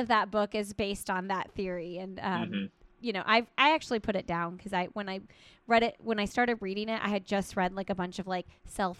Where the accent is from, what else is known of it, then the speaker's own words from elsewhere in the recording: Indiana, United States; I'm from Indiana.